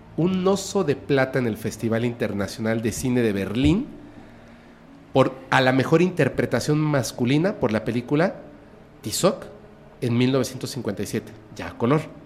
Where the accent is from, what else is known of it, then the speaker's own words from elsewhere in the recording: Mexico; soy mexicano